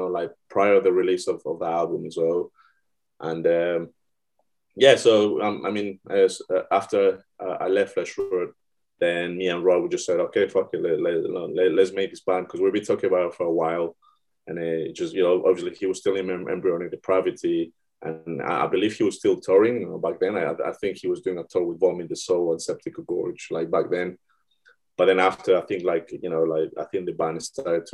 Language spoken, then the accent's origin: English; Ecuador; now in London, United Kingdom; I'm originally from Ecuador, South America